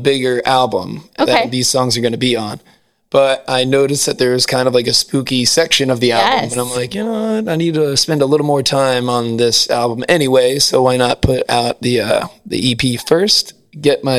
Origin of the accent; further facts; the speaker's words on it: New Jersey, United States; I'm from New Jersey